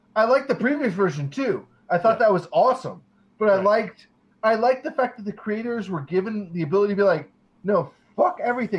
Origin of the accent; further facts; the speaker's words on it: Norfolk, Virginia, United States; moved away; also born or lived in Memphis; I grew up in in Virginia.